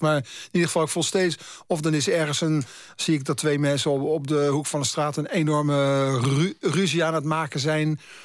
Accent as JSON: {"language": "Dutch", "town": "Haarlem", "region": "North Holland", "country": "Netherlands", "tie": "born or raised there", "moved": "as an adult", "lives_now": "Amsterdam, Netherlands", "said": "ik ben in negentien achtenentachtig vanuit mijn woon, eh, mijn geboorteplaats Haarlem naar Amsterdam verhuisd"}